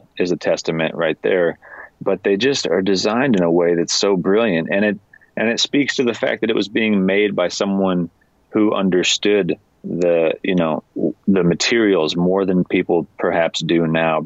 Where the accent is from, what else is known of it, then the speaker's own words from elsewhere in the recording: Washington, United States; I grew up in Washington State